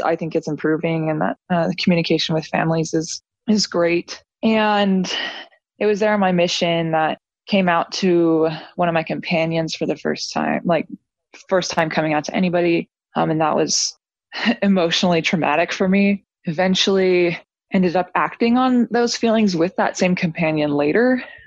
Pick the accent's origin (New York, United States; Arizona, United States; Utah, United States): Utah, United States; St. George; I grew up in St. George in a fam- big family member for my whole life